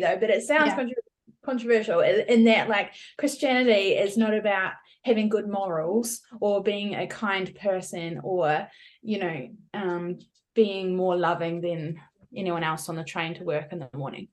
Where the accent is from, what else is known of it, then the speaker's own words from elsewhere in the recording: New Zealand; moved away as an adult; also born or lived in California, United States; now in Perth, Australia; I'm a Kiwi. I'm from New Zealand, but I've lived in Australia since the end of 2017.